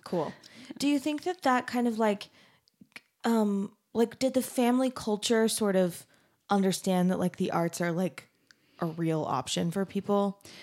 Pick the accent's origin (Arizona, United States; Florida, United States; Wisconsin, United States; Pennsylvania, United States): Arizona, United States; I'm from Arizona